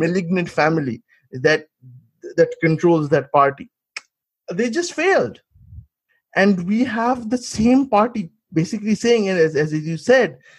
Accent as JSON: {"language": "English", "region": "West Bengal", "country": "India", "said": "I come from Bengal"}